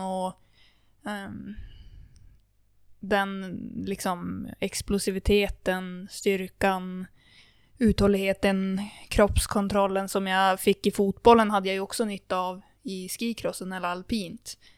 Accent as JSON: {"language": "Swedish", "town": "Kramfors", "region": "Västernorrland County", "country": "Sweden", "tie": "born or raised there", "said": "min uppväxt i, i Kramfors alpina"}